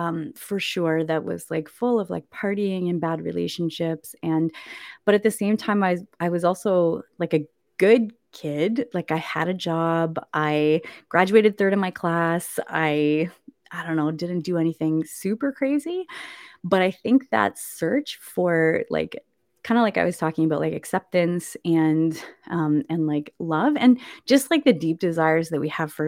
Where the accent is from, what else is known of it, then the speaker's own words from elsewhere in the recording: Canada; also born or lived in Winnipeg, Manitoba / British Columbia / Saskatchewan / Nova Scotia; And I was born in Winnipeg, Manitoba. And then we lived like all over Canada, I guess, really. I lived in BC for a while, Saskatchewan for a while. We lived in Nova Scotia when I was in high school.